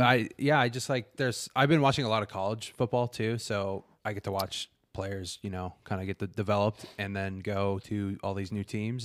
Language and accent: English; Colorado, United States; now in Phoenix, United States; We're from Colorado.